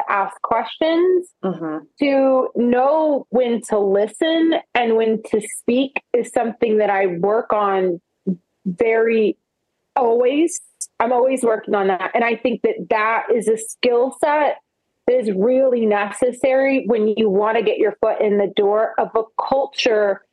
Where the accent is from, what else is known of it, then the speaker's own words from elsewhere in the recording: Oklahoma, United States; I'm from Oklahoma